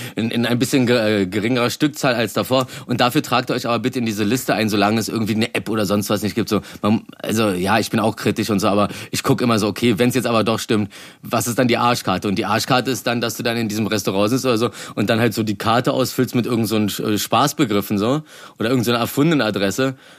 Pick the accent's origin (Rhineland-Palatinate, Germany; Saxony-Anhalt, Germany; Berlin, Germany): Berlin, Germany; als Berliner